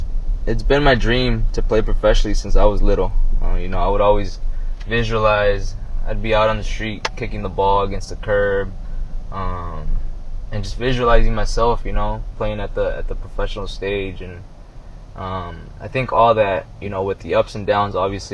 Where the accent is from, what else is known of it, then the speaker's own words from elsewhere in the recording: Costa Mesa, California, United States; moved away as an adult; also born or lived in Fountain Valley, California / Santa Barbara, California / Fresno, California; now in Colorado, United States; I grew up in Costa Mesa, California. I was born in Fountain Valley. Grew up in Costa Mesa. Was there for pretty much most of my life